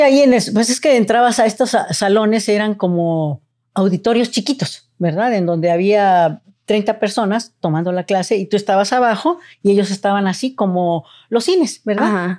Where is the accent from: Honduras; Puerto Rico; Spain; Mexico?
Mexico; Mexico City; moved away as an adult; now in Tijuana, Mexico; nazco en la Ciudad de México, estudio en la Ciudad de México, ingreso a la preparatoria número 5, José Vasconcelos en Coapa